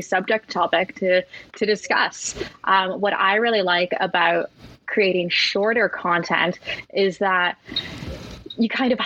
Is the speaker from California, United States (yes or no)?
no; Gulf Coast of Florida, United States; I grew up on the Gulf Coast of Florida as a power boater